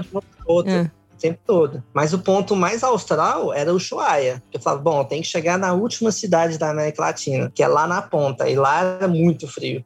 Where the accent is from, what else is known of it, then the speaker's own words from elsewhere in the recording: Goiânia, Goiás, Brazil; moved away; eu sou de Goiânia, né? Nascido e criado